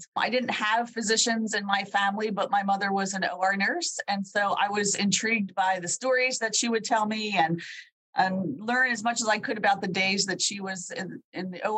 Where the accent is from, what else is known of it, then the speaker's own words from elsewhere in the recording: Pennsylvania, United States; I found St. Francis in Loretto, Pennsylvania, my home state